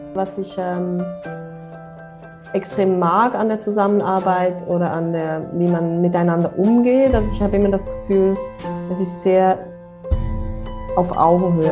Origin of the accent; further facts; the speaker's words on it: near Bern, Switzerland; now in Brussels, Belgium; ich komme ursprünglich aus der Nähe von Bern, aus dem Land, auf dem Land aufgewachsen und bin jetzt aber schon eine Weile in äh, Brüssel